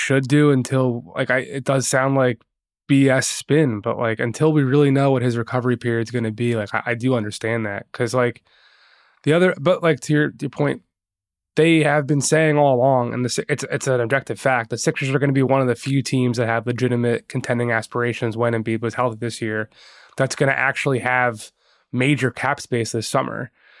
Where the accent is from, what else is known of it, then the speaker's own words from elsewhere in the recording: Philadelphia, Pennsylvania, United States; Really be my matchup because I'm from Philly, live here.